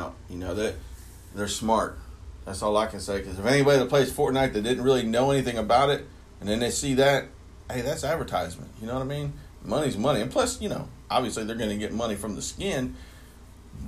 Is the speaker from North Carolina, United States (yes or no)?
no; Akron, Ohio, United States; moved away; I'm originally from Akron, Ohio.